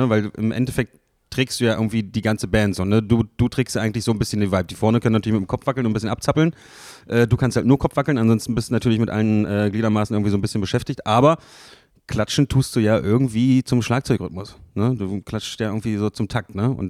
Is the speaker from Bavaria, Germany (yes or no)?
no; Magdeburg, Saxony-Anhalt, Germany; So, ich bin in Magdeburg geboren, ich bin hier aufgewachsen, ich habe jetzt hier gebaut, so weißt du, ich werde auch, werd auch hier bleiben